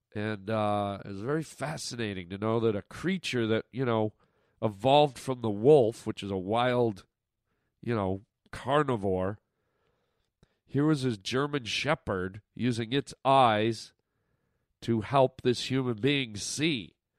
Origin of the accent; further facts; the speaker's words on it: Canada; now in United States; all my Canadian friends listening right now, my fi- my fellow countrymen and women